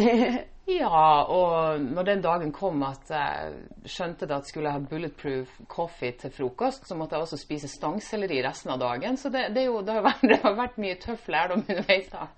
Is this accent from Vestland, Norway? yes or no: no; Indre Troms, Norway; moved away as an adult; now in Stavanger, Norway; jeg er opprinnelig fra Indre Troms. Mm. Langt opp i nord.